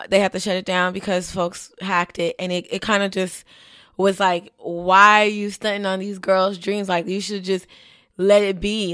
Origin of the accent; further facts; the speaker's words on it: Miami, Florida, United States; I grew up in Little Haiti with the school in South Miami.